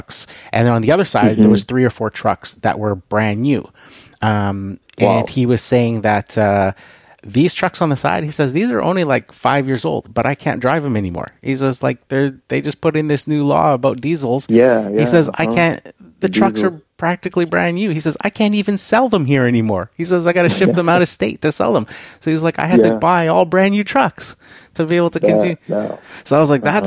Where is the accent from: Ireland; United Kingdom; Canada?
Canada; being a Canadian